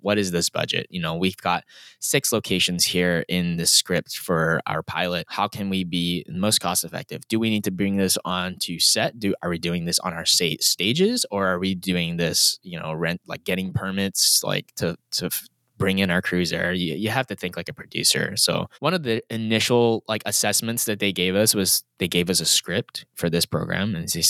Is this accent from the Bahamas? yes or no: no; Singapore; But at the end of the day, growing up in Singapore and then comparing that to even in small town America, it's just night and day.